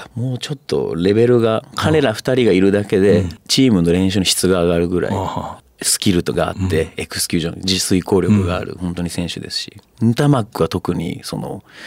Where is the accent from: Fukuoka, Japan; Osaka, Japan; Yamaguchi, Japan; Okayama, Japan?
Fukuoka, Japan; moved away as an adult; 福岡出身